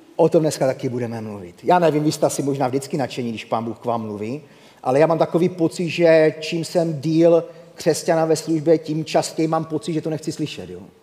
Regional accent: Havířov, Moravian-Silesian Region, Czechia; moved away as an adult; now in Rožnov pod Radhoštěm, Czech Republic; jsem z Rožnova pod Radoštěm, ale nenechte se mílit, původně jsem Havířovák, takže v mém eh, přízvuku, když na to zapomenu, to sem tam se objeví

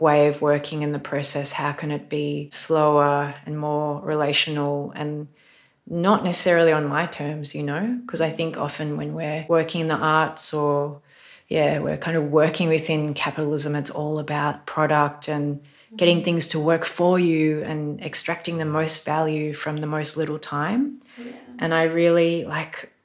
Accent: Australia; I was born in Australia and I was taught colonial myths like so many people of my generation

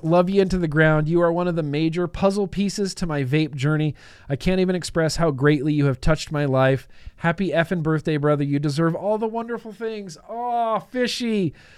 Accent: United States; I'm an American

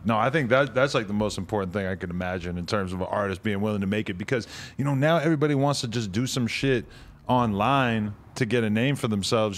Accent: New Hampshire, United States

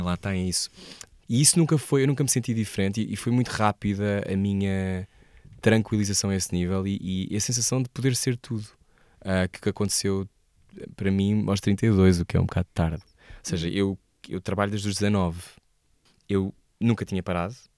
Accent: Portugal; also born or lived in Bristol; eu sou português

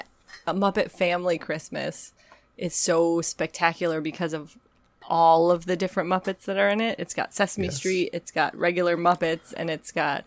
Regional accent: Midwest, United States; moved away; I grew up in the Midwest

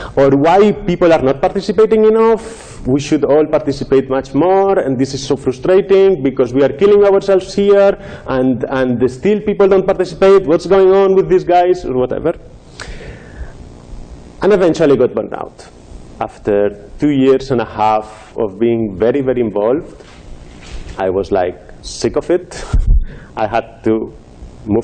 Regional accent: Madrid, Community of Madrid, Spain; moved away; I was living in Madrid, my hometown in Spain

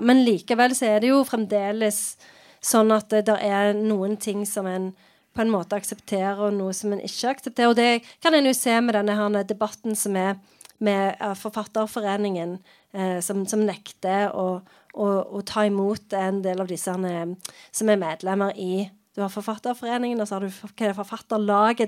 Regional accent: Sandnes, Rogaland, Norway; jeg vokste opp i Sandnes

